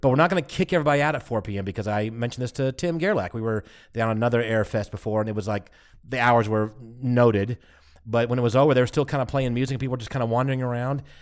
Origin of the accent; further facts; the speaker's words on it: United States; we're American